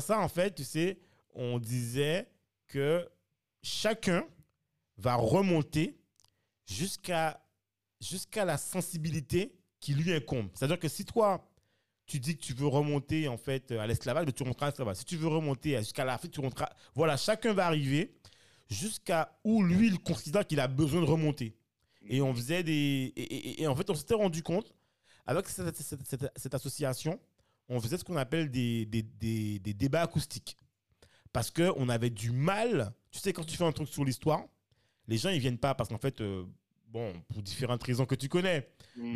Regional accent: France; moved away as an adult; on a grandi en France

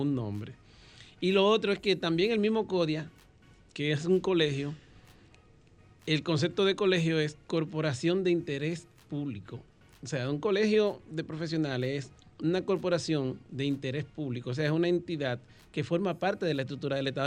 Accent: San Cristóbal, Dominican Republic; now in Santo Domingo, Dominican Republic; soy oriundo de San Cristóbal

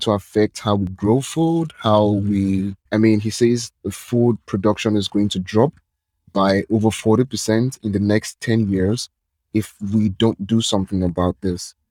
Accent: Nigeria; I'm from Nigeria

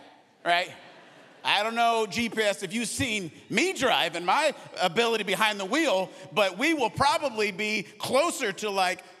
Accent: Arizona, United States; I grew up in Arizona

